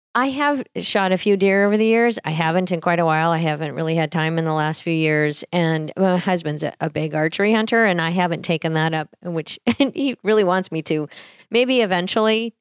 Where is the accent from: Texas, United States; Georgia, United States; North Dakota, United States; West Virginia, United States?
North Dakota, United States; Harvey; moved away; I grew up sixteen miles from Harvey out in a cattle ranch.